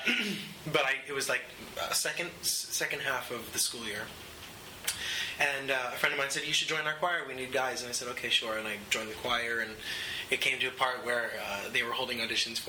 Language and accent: English; Vernon, New Jersey, United States; also born or lived in Los Angeles; now in New York, United States; I grew up in Vernon, New Jersey. It's a small town, almost upstate New York, right on the border of New York and New Jersey.